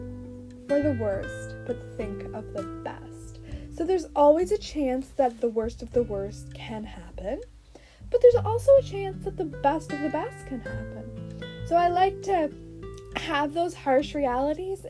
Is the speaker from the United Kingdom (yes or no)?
no; Canada; I'm Canadian from the backwoods